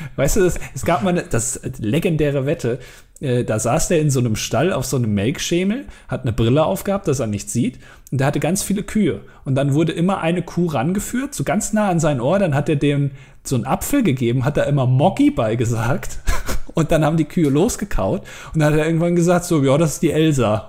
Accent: Germany; als Deutscher

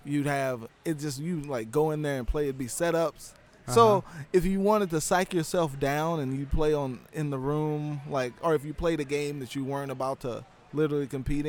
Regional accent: St. Louis, Missouri, United States; moved away; Back in St. Louis, that's my hometown.

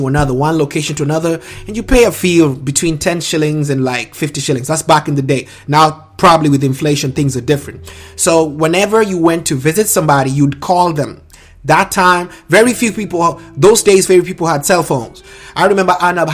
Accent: Nairobi, Kenya; there's a middle class to lower suburbs in Langata that I was blessed to be around, raised, and nurtured by.

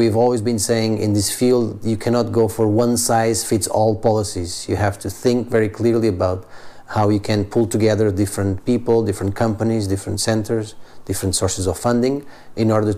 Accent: Portugal; I'm originally from Portugal

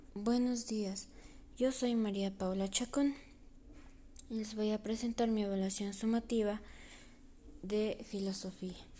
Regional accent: Ecuador; soy una mujer ecuatoriana

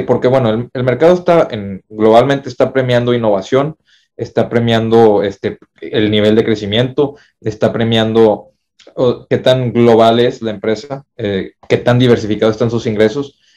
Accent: Mexico; en México estamos muy aferrados

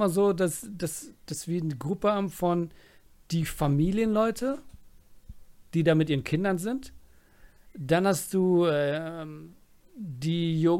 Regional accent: Germany; wenn ich in den USA war, ich habe nie gesagt, ich komme aus Deutschland.

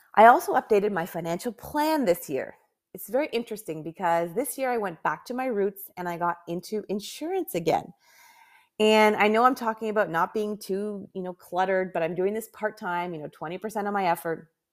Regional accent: Canada; I'm from Canada

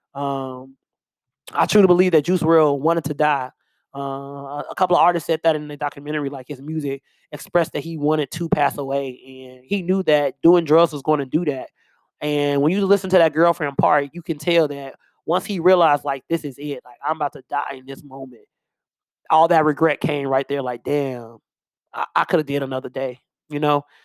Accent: Chicago, Illinois, United States; I'm from Chicago.

